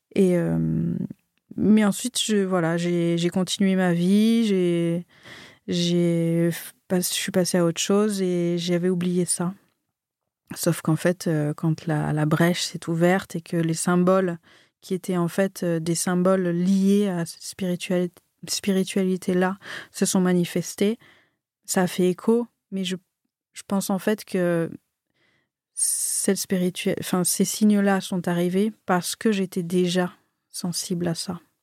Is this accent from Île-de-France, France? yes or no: no; Marseille, Provence-Alpes-Côte d'Azur, France; also born or lived in Annecy; moi je suis née à Annecy. je suis arrivée à Marseille, j'avais 6 ans.